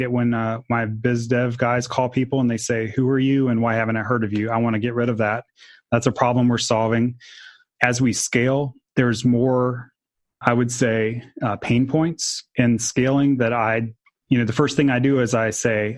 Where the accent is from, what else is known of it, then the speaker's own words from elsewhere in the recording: Jacksonville, Florida, United States; I grew up in Jacksonville, Florida